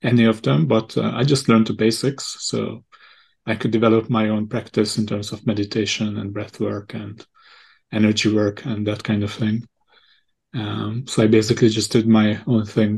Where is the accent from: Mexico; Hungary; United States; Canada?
Hungary; also born or lived in Chennai, India; I'm actually from Hungary originally.